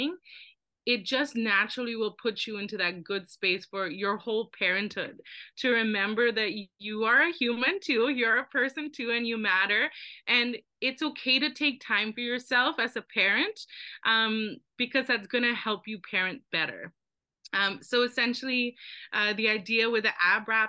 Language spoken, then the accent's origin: English; Philippines; now in Canada; I grew up in the Philippines.